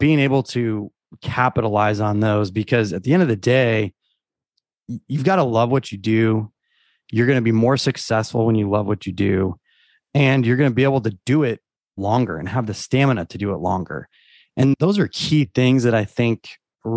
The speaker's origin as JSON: {"language": "English", "region": "Eastern Washington", "country": "United States", "tie": "born or raised there", "moved": "as an adult", "lives_now": "Texas, United States", "said": "I grew up in Eastern Washington"}